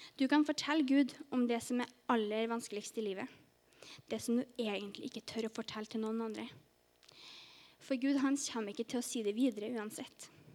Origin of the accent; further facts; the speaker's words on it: Trondheim, Trøndelag, Norway; moved away as an adult; also born or lived in Sørlandet; now in Farsund, Norway; kommer jeg egentlig fra Trondheim. Men eh, nå har jeg bodd på Sørlandet i ett og et halvt år